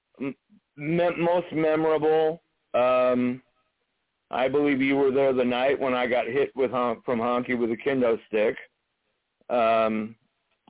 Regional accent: western Washington, United States; Here we grew up with our promoter Don Owen doing the TV ring announcing, and then we had, of course, my mentor, Bob Pyatt, who did most of the ring announcing here on the western side of Washington.

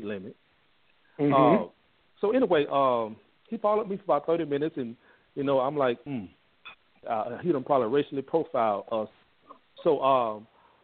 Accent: Mississippi, United States; now in Fort Worth, United States; I'm originally from Mississippi.

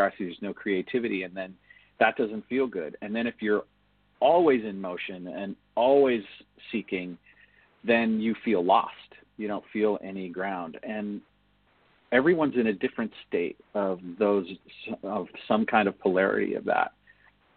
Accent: United States; as an American

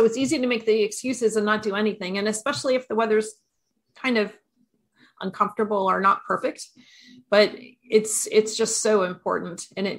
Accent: Maine, United States; So I'm from Maine.

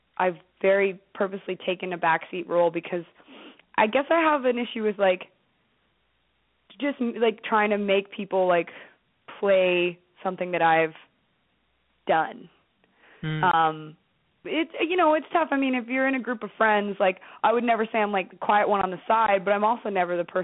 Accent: Toronto, Ontario, Canada; also born or lived in New York; now in Toronto, Canada; we're all from Toronto

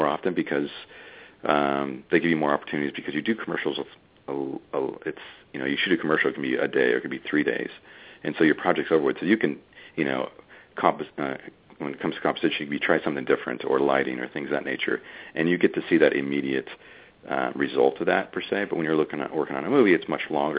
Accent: United States; being an American

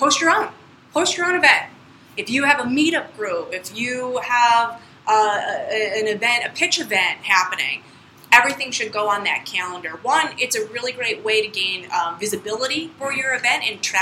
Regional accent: Central New York, United States; I was born in Central New York

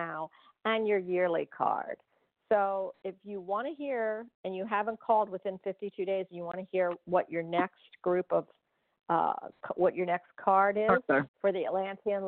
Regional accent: Orlando, Florida, United States; I'm from Orlando

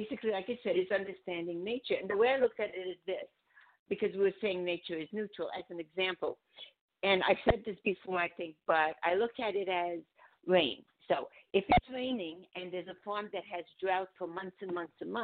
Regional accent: Budapest, Hungary; moved away; I'm from Budapest

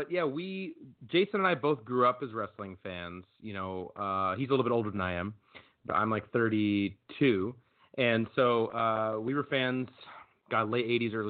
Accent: Minneapolis, Minnesota, United States; now in New York, United States; I live in New York, but I'm from Minneapolis

